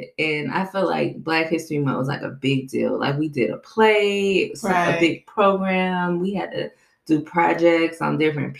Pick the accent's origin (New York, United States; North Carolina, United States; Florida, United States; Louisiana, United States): Louisiana, United States; New Orleans; I grew up in New Orleans